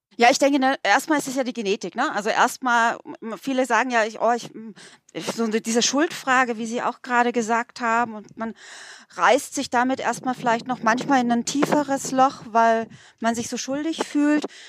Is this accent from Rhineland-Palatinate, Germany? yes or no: no; Bad Mergentheim, Baden-Württemberg, Germany; wir haben bei uns in Mergentheim äh, relativ viele äh, russischstämmige Menschen